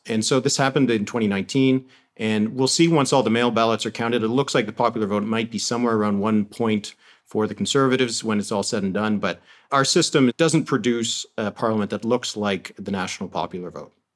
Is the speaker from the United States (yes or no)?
no; Canada